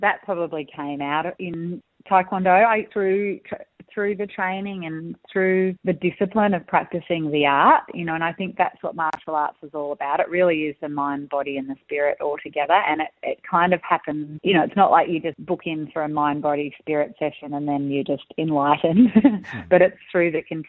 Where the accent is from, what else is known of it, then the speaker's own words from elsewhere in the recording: South Korea; moved away; I grew up in Korea being beaten like this and it's made me so strong.